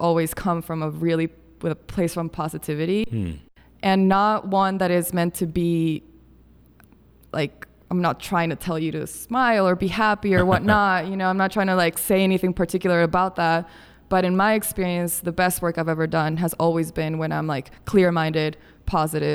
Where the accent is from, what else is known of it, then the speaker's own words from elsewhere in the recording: Quito, Pichincha, Ecuador; moved away; also born or lived in Bogota, Colombia; I'm originally from Colombia, born in Bogota, and I grew up in Quito, Ecuador